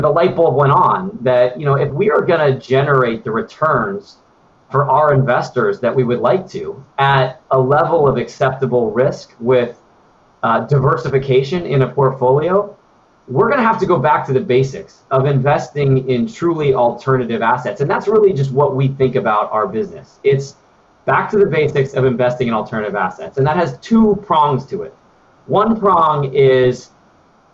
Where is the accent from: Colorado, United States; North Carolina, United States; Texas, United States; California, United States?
Colorado, United States; Denver; moved away; also born or lived in New York / Menlo Park / Washington, District of Columbia, United States; grew up in Denver, very mountainous state